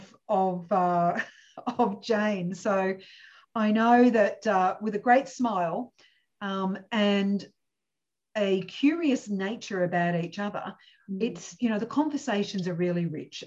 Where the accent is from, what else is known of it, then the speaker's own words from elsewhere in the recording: Cooma, New South Wales, Australia; where I grew up in Cooma